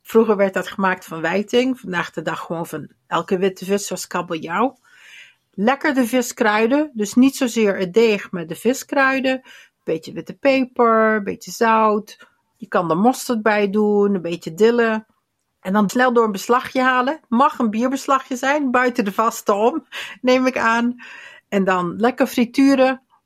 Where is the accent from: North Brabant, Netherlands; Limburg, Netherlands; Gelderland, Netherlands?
Limburg, Netherlands; bij ons in Limburg